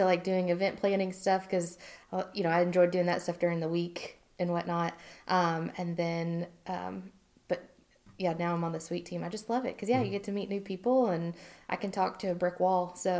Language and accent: English; Indiana, United States; born there; also born or lived in Germany / New Jersey / Alabama / Virginia; I was born in Indiana. We moved to Germany, New Jersey, Auburn, Alabama, Virginia, Kansas, Hawaii, moved to Madison, Alabama when I was going into high school.